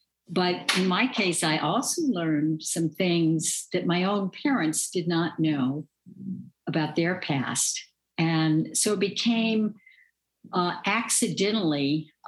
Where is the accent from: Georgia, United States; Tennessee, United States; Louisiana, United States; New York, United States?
Louisiana, United States; I grew up in the 1950s and 60s, and that was a pivotal time in American history.